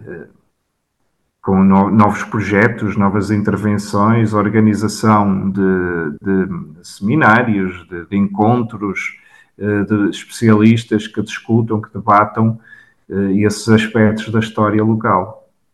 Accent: São Pedro do Sul, Viseu, Portugal; also born or lived in Braga; o meu percurso académico começou na minha cidade natal, São Pedro do Sul

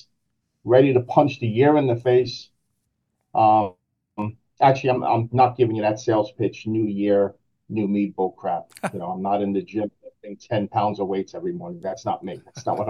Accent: New York City, New York, United States; born and raised in Brooklyn

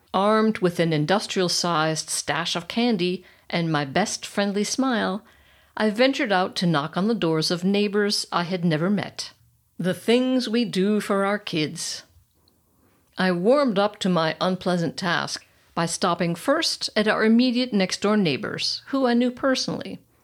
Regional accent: United States; moved away as an adult; now in Germany; I'm American

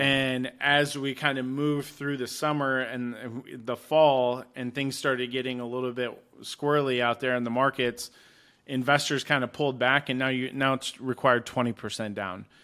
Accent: Kalamazoo, Michigan, United States; moved away as an adult; now in Arizona, United States; I'm originally from Kalamazoo, Michigan.

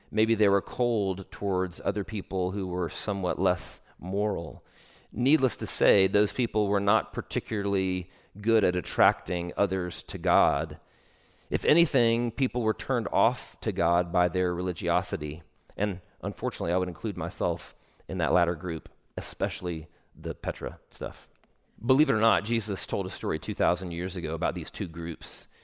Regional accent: Travelers Rest, South Carolina, United States; my particular subculture growing up in Travelers Rest, South Carolina, was even more overtly Christian

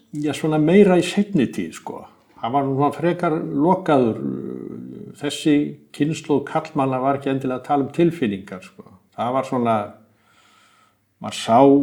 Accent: Iceland

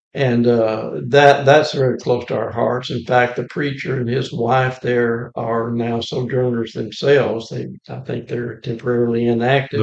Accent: Moulton, Alabama, United States; I'm from Moulton, Alabama, just outside of Moulton. Grew up on the family farm there in uh, Lawrence County, Alabama.

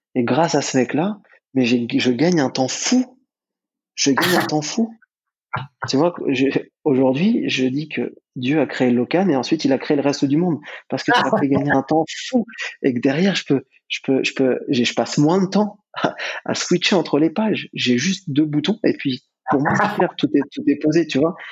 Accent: France; en tant que Français

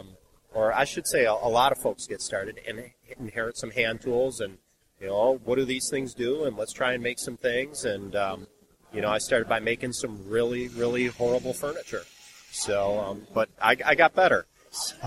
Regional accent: Buffalo, New York, United States; moved away; I'm originally from Buffalo, New York

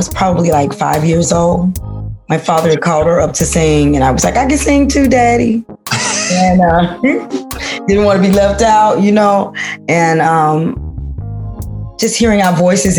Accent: Monroe, Louisiana, United States; now in Chicago, United States; I came from Louisiana

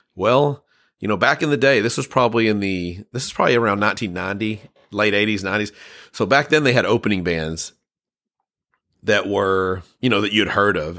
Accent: United States; I'm an American and I've never traveled across the pond

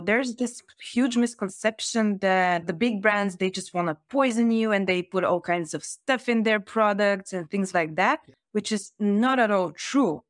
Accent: Varna, Varna Province, Bulgaria; I grew up in Varna, which is said to be the sea capital of Bulgaria

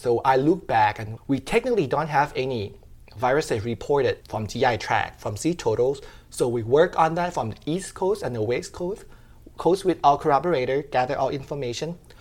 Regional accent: Rayong, Thailand; moved away as an adult; also born or lived in Bangkok, Thailand; now in Georgia, United States; I was from Rayong City, which is about an hour and a half from Bangkok. It's a coastal city, so I grew up by the beach

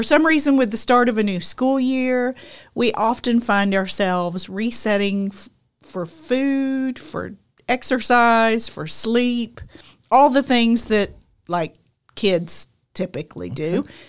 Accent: United Kingdom; Because I'm British.

